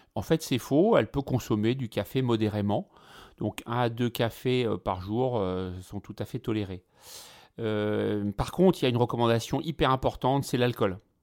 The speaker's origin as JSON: {"language": "French", "country": "France", "said": "ici chez nous, en France"}